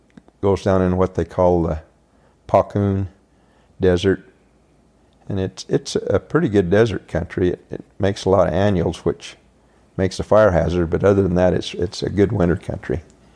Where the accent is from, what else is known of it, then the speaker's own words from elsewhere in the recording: St. George, Utah, United States; I grew up here in St. George. We had a little... St. George was 5,000 people back when I graduated from high school in 1966. One stoplight. We lived just south of town